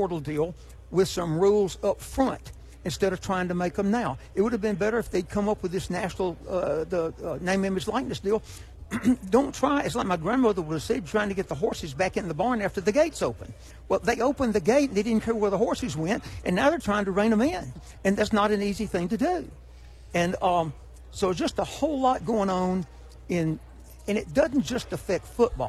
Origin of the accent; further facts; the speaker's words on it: Hueytown, Alabama, United States; I'm from Hueytown, Alabama. I'm actually from Rock Creek, which is out in the country outside Hueytown